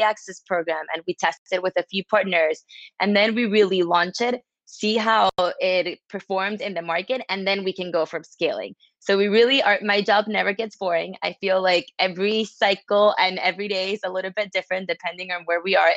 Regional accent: Caracas, Capital District, Venezuela; now in New York City, United States; I'm from Caracas, Venezuela, but I live in New York City

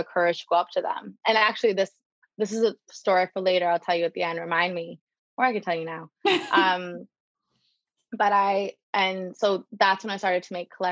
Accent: Canada; also born or lived in New York; I'm Canadian

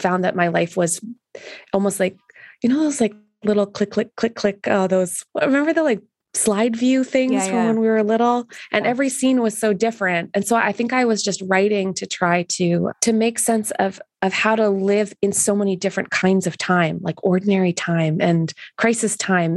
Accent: Canada; being Canadian

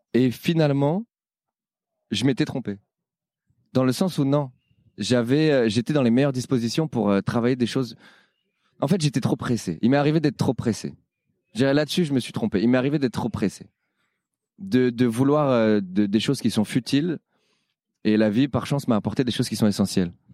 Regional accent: Paris, Île-de-France, France; je suis parisien

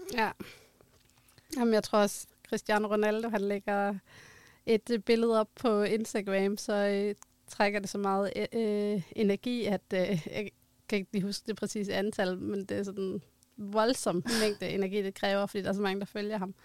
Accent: Denmark; vi som danskere

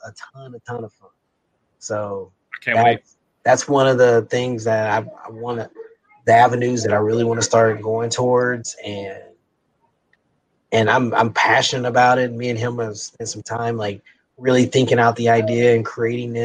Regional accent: Kansas City, Missouri, United States; we're both from Kansas City

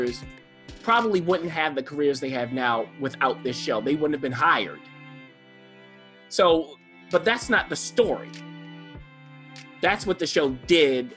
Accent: Baltimore, Maryland, United States; I'm from Baltimore City

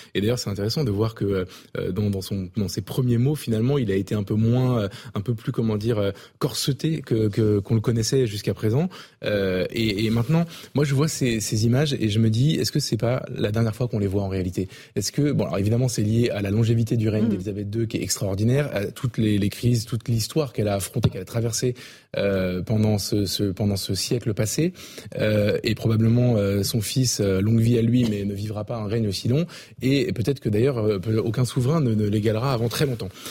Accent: France; je suis français

